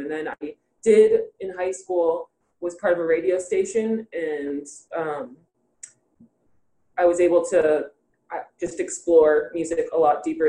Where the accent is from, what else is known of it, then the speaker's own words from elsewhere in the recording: Broward County, Florida, United States; moved away as an adult; now in Los Angeles, United States; I had just moved out to Los Angeles because I'm actually from Florida too.